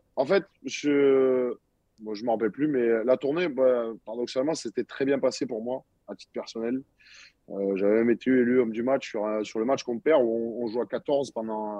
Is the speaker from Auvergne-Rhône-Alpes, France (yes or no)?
no; Montpellier, Occitania, France; je suis dans ma ville natale, moi ici à Montpellier, donc j'ai jamais bougé de Montpellier